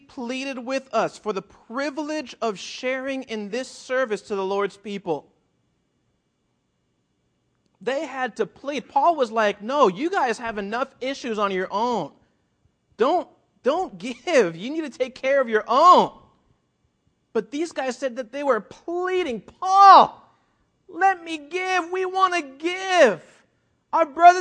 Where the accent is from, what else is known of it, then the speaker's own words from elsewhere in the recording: South Florida, United States; also born or lived in Puerto Rico; now in California, United States; I grew up in South Florida, and I lived for a year in Puerto Rico